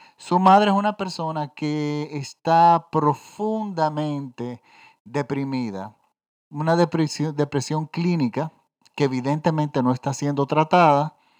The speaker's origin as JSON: {"language": "Spanish", "country": "Dominican Republic", "said": "yo vivo en la República Dominicana"}